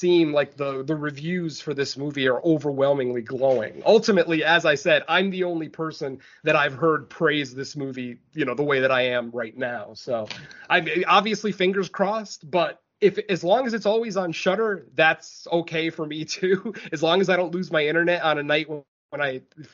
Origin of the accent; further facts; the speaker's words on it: Spain; now in United States; my home country, the country that I was born in.